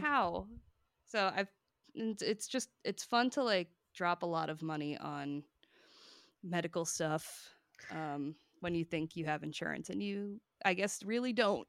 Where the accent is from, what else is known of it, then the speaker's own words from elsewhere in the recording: Hoboken, New Jersey, United States; My hometown is Hoboken, New Jersey